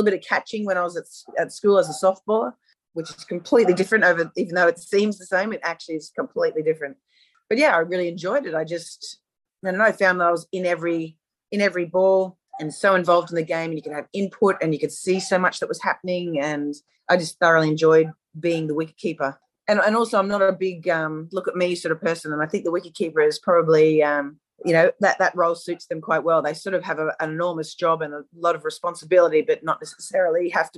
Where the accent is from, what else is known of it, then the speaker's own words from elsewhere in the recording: Australia; as an Australian